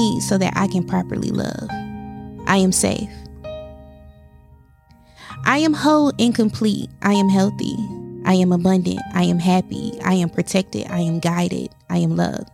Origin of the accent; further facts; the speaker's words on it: East Coast, United States; I'm from the East Coast, and I live in the East Coast